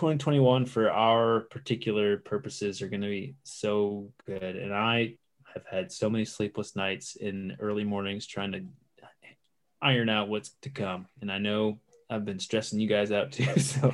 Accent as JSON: {"language": "English", "region": "Michigan", "country": "United States", "lives_now": "St. Petersburg, United States", "said": "I'm in St. Pete where I used to live for 13 years. And …, I'm from Michigan."}